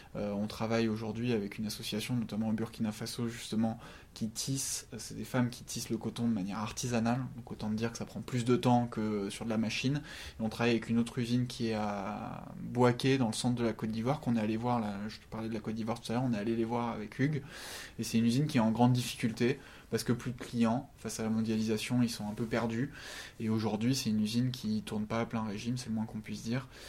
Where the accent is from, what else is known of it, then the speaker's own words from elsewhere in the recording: France; on est français